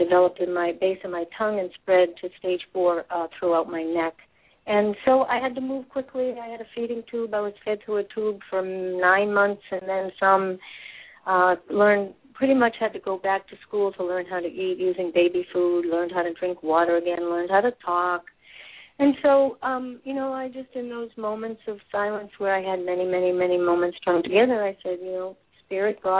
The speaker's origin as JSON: {"language": "English", "region": "Massachusetts", "country": "United States", "tie": "born or raised there", "said": "I'm from Massachusetts, born and raised"}